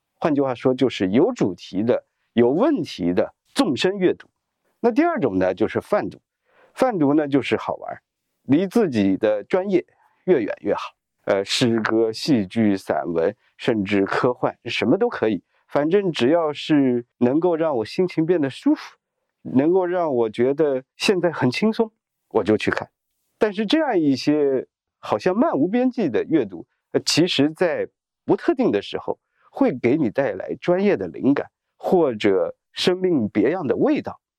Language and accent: Chinese; China; 我们中国人